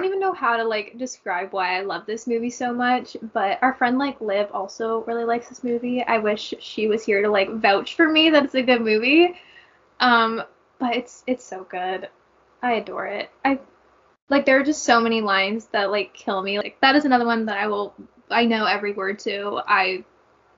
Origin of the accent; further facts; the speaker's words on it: Canada; I'm Canadian